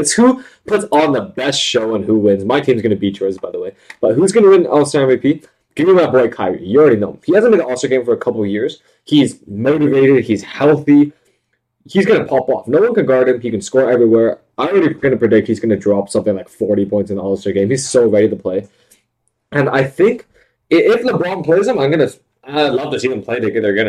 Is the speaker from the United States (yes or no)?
no; Canada; I'm from, we're from Canada